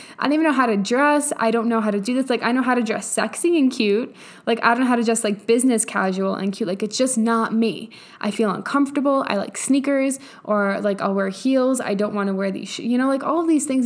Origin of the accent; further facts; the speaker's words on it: New York, United States; I am from New York.